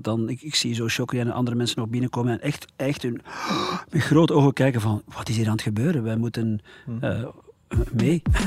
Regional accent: Dendermonde area, Flanders, Belgium; ik ben zelf uit de Dendermondse

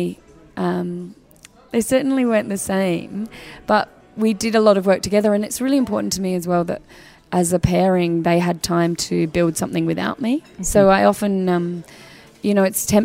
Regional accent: Australia; as an Australian coming

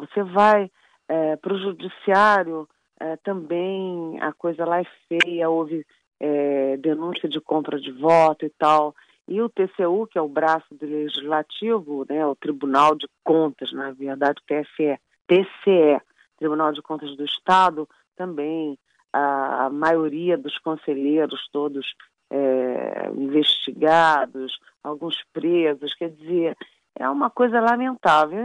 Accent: Rio de Janeiro, Brazil; moved away; eu sou carioca

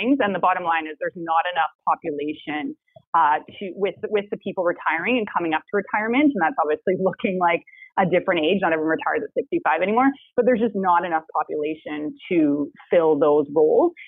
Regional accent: Vancouver, British Columbia, Canada; I'm definitely someone who was born and raised in Vancouver, so I hope to never have to leave

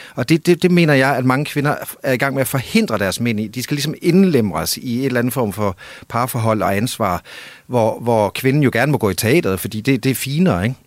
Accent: Denmark; also born or lived in near Copenhagen; now in Copenhagen area, Denmark

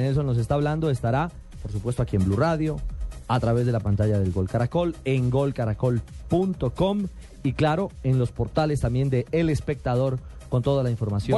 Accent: Colombia; yo como colombiano

